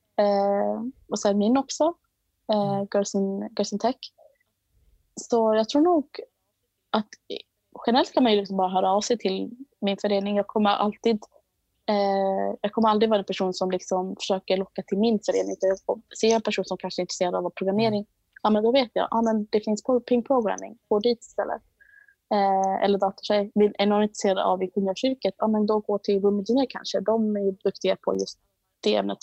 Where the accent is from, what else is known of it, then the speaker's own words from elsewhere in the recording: Botkyrka, Stockholm County, Sweden; Jag är uppvuxen i Botkyrka